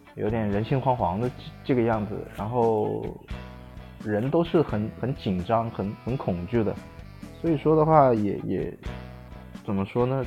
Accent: Wuhan, Hubei, China; 我来自湖北武汉。我本身也是武汉人 所以说现，现在也在武汉

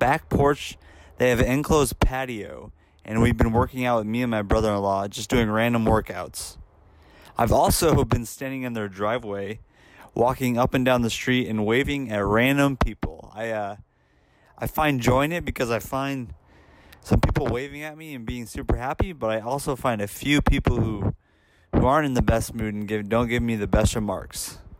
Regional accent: Fremont, Nebraska, United States; now in Kansas City, United States; I'm originally from Fremont, but in July, I moved to Kansas City for a few other jobs. But currently, as we speak, I'm in Sioux City with my sister and brother-in-law.

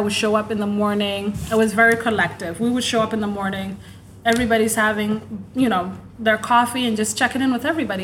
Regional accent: South Dakota, United States; growing up in South Dakota, I had worked with Everest Youth.

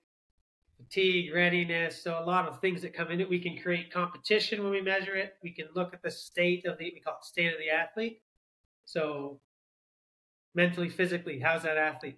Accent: Southern Ontario, Canada; moved away as an adult; also born or lived in Australia / United States; now in New Zealand; I grew up in Canada, Southern Ontario, played hockey

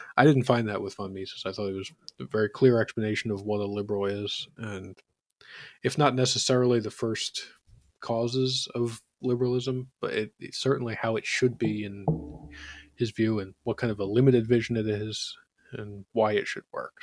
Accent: Philadelphia, Pennsylvania, United States; as a Philadelphian

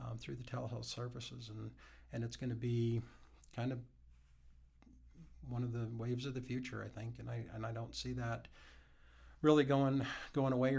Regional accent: Wyoming, United States; also born or lived in Montana; I've been, like I said, been in Wyoming most of my life.

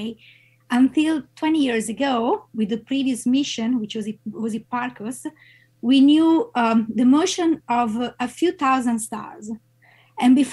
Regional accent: Italy; moved away as an adult; now in Madison, United States; I'm an Italian-American scientist and located in Madison because I'm associate professor at the University of Wisconsin-Madison. I have a background, I grew up in Italy

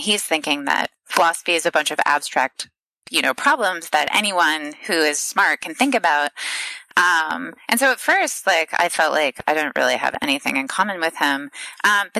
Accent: Ohio, United States; I'm Midwestern, I'm from Ohio

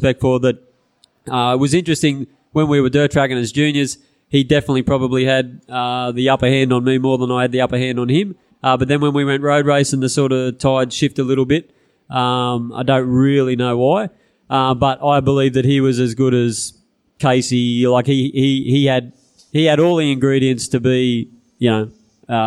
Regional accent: Narrabri, New South Wales, Australia; I was from Narrabri

